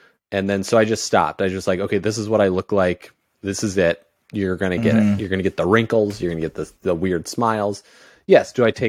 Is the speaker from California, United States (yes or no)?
no; Indiana, United States; now in Miami, United States; I grew up in Indiana.